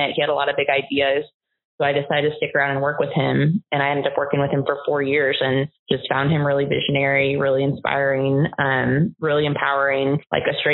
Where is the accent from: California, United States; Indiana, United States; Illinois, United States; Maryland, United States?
Indiana, United States; South Bend; moved away as an adult; also born or lived in Virginia; now in Arkansas, United States; I'm from South Bend, Indiana. The high there today is -4. So I'm not set to be in Arkansas today, but I grew up there